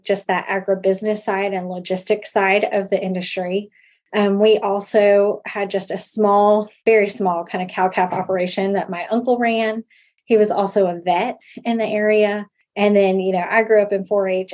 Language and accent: English; Central Florida, United States; moved away as an adult; now in Oklahoma, United States; I grew up in Central Florida.